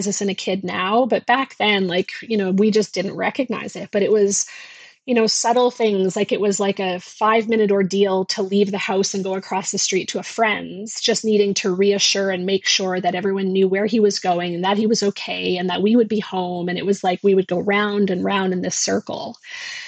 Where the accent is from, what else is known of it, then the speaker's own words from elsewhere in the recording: Newfoundland and Labrador, Canada; We grew up in Labrador in a small town.